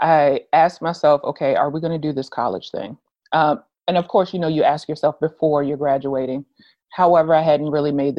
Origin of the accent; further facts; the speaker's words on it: Richmond, Virginia, United States; moved away as an adult; I'm originally from Richmond, Virginia. I didn't want to stay there long-term